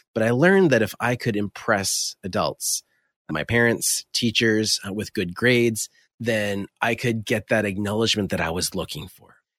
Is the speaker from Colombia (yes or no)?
no; Fredericton, New Brunswick, Canada; also born or lived in Ottawa; I was born and raised in a little town in Atlantic Canada called Fredericton, New Brunswick.